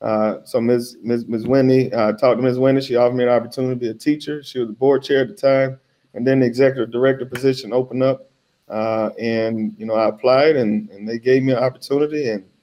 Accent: Mississippi, United States; now in Minnesota, United States; I grew up in Mississippi and my whole family is educated.

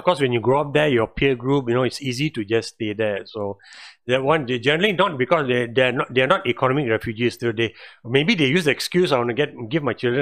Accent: Penang, Malaysia; I grew up in Penang

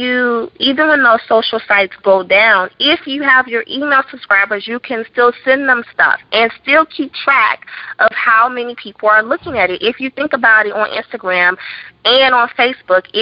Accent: Chicago, Illinois, United States; moved away; back in my hometown, Chicago.

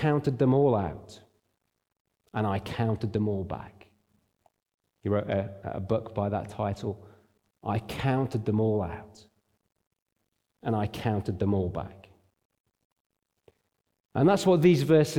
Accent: Derbyshire, East Midlands, United Kingdom; now in Nottingham, United Kingdom; I grew up in Derbyshire. I live in Nottingham.

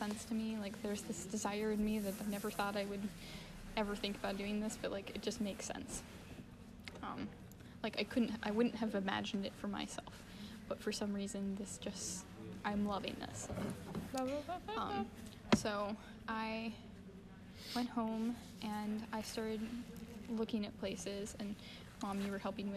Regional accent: Nashville, Tennessee, United States; I'm also from Nashville

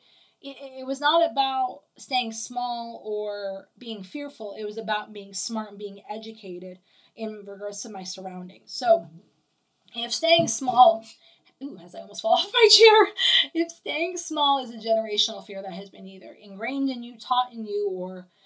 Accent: New York, United States; now in Okeechobee, United States; I was born in New York

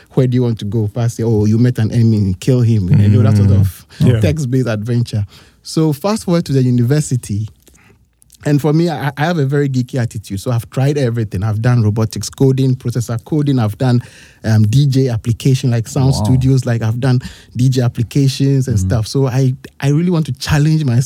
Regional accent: Kumasi, Ashanti, Ghana; I grew up in Kumasi on KNUST campus

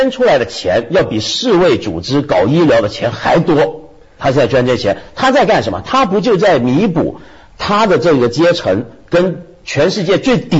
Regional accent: China; 特别是我们中国人啊，捐钱这是个什么概念？

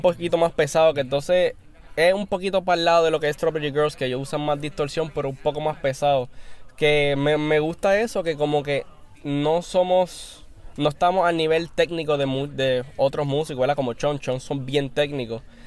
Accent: Aguadilla, Puerto Rico; Kelvin y yo somos de Aguadilla

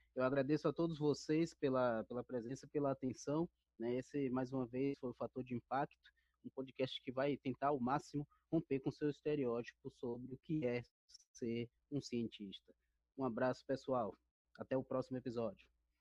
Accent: Bahia, Brazil; now in São Paulo, Brazil; sou baiano também

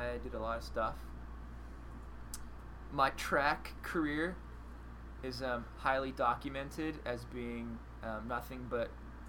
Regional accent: Cranberry Township, Pennsylvania, United States; I'm from Cranberry Township, Pennsylvania

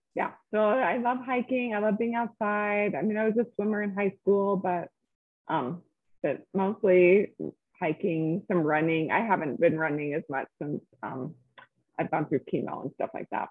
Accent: Salt Lake City, Utah, United States; also born or lived in California; I'm from Salt Lake, was born here and spent most of my life here, a little bit of time in California growing up, but here, graduated from high school

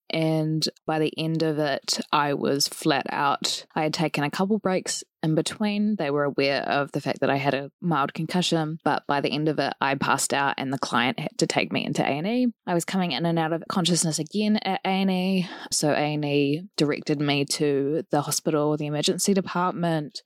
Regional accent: New Zealand; what I've noticed growing up in Aotearoa, New Zealand

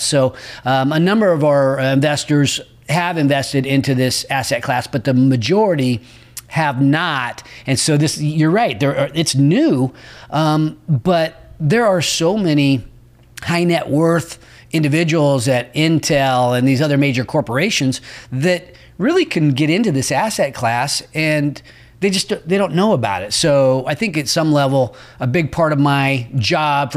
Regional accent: Roseville, California, United States; My old stomping grounds. I grew up in Roseville

